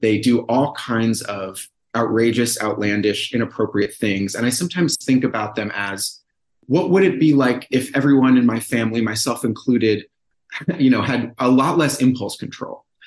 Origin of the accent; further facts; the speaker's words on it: Brookline, Massachusetts, United States; moved away; my hometown of Brookline, Massachusetts.